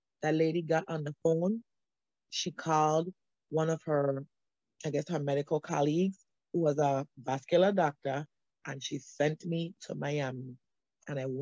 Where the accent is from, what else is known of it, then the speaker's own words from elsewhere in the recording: St. Thomas, U.S. Virgin Islands; moved away as an adult; I'm originally from St. Thomas, U.S. Virgin Islands